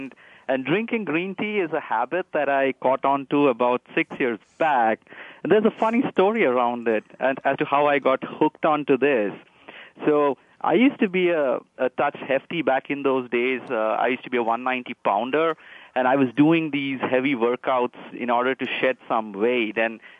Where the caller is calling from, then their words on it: Palo Alto, California, United States; Okay, I'm calling from Palo Alto, California, and it's about 8 a.m. in the morning.